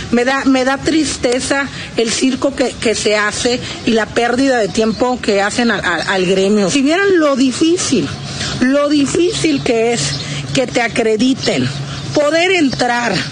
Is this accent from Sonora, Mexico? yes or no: yes; Sonora, Mexico; yo soy de Sonora